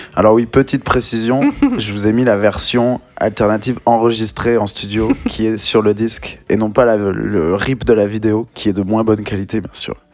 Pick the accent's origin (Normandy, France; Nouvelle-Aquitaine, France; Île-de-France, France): Nouvelle-Aquitaine, France; Bordeaux; moved away as an adult; also born or lived in Bayonne; now in Paris, France; je viens de Bordeaux. J'ai passé beaucoup de temps là-bas